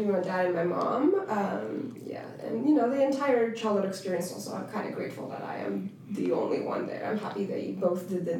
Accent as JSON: {"language": "English", "country": "Uzbekistan", "tie": "born or raised there", "also_born_or_lived": "Russia", "moved": "yes", "lives_now": "United States", "said": "being in Central Asia, growing up in Central Asia"}